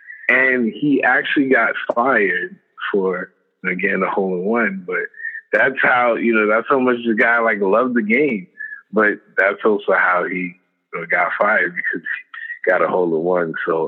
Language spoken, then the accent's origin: English; Brownsville, New York, United States; So I'm like from Brownsville housing. And just growing up, honestly